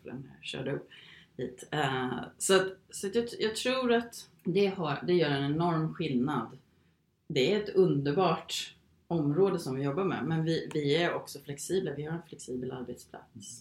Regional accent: Sweden; moved away as an adult; also born or lived in Phoenix, Arizona, United States / England; efter gymnasiet här i Sverige

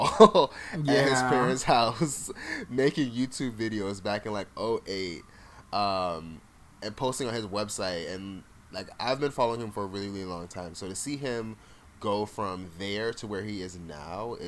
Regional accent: Jamaica; also born or lived in South Florida, United States; now in United States; I was born in Jamaica, lived there partially. I grew up in a very Jamaican household

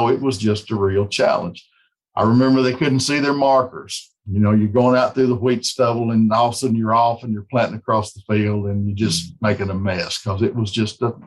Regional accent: West Tennessee, United States; growing up in West Tennessee

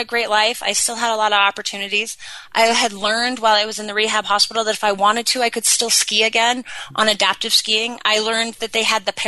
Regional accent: Sun Valley, Idaho, United States; born or raised there

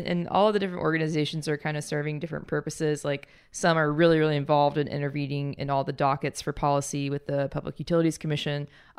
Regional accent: Huntsville, Alabama, United States; I grew up in Huntsville, which was like very engineer focused

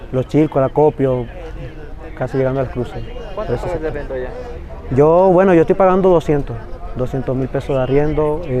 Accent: Barcelona, Anzoátegui, Venezuela; moved away; estudiar allá en Venezuela, pero por las condiciones no se pudo dar, entonces me tuve que quedar acá.

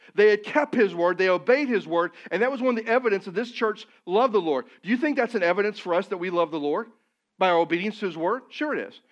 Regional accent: Missouri, United States; moved away; I'm from Missouri

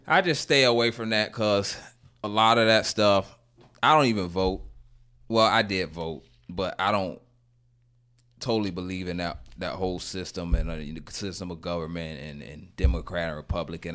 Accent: Gainesville, Florida, United States; moved away; I'm from Gainesville

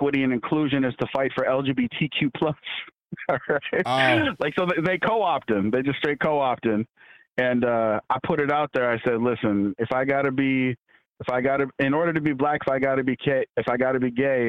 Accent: North Dakota, United States; moved away; I'm from North Dakota. And my dad's from Africa

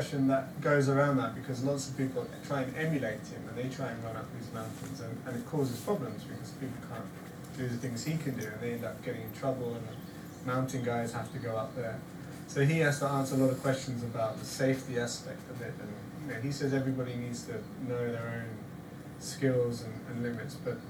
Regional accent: Devon, South West England, United Kingdom; I'm from Devon

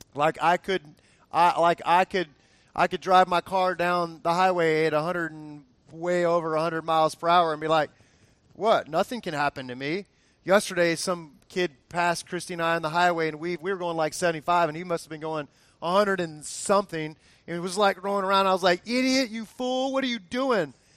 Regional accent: Fort Lauderdale, Florida, United States; I grew up in Fort Lauderdale area, Miami area

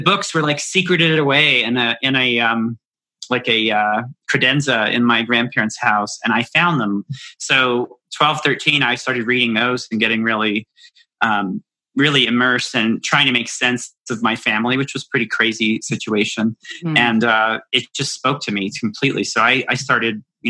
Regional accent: Appalachia, United States; I grew up in Appalachia.

